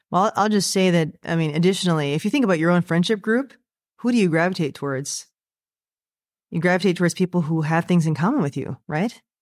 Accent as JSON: {"language": "English", "country": "United States", "tie": "born or raised there", "said": "I myself am American, so I was born in the United States"}